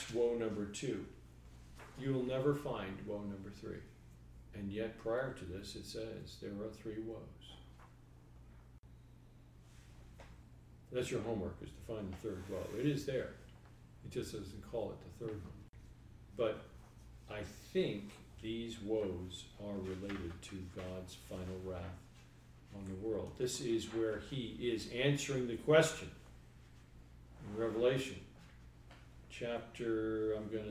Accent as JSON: {"language": "English", "region": "New York", "country": "United States", "said": "I'm from New York."}